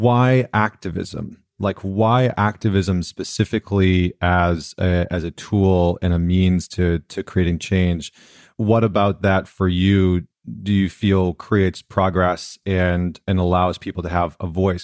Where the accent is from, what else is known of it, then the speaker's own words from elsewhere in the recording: Canada; now in United States; being a Canadian that's moved down into the States